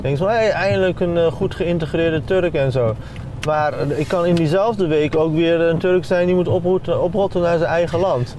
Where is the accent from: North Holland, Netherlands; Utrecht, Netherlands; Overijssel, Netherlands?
Overijssel, Netherlands; Deventer; Ik ben in Deventer geboren en getogen, gewoon het ziekenhuis hier